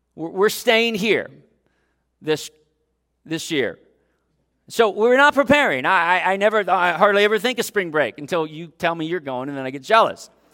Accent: Dayton, Ohio, United States; moved away; my hometown of Dayton, Ohio

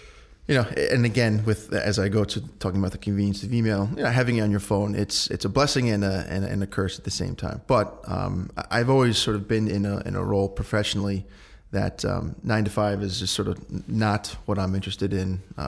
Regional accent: Danbury, Connecticut, United States; But yeah, my sister and I grew up here in Danbury, went through the public school systems, graduated in 2006 from Danbury High

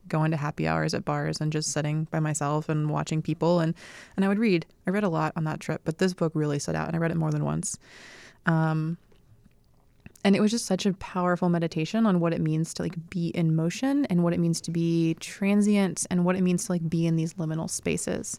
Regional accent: Sanford, North Carolina, United States; moved away; also born or lived in Durham, North Carolina / Raleigh, North Carolina; I grew up in a very small town called Sanford, North Carolina

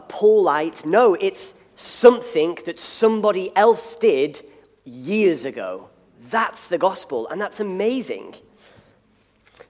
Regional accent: Liverpool, North West England, United Kingdom; moved away; the city from which I come, I'm from Liverpool

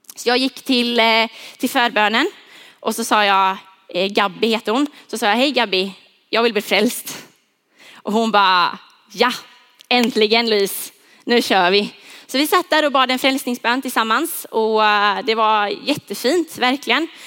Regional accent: Huskvarna, Jönköping County, Sweden; Jag är uppvuxen, född och uppvuxen i Huskvarna.

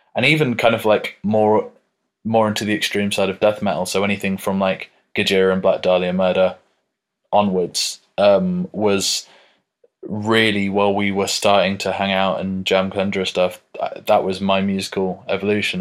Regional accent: United Kingdom; we're British

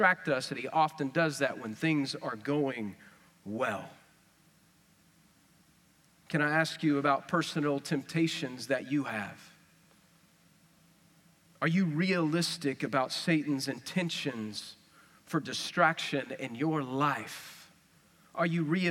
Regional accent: West Texas, United States; accent: West Texas; that's West Texas stuff

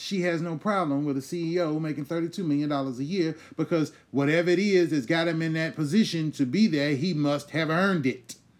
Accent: United States; we as American citizens

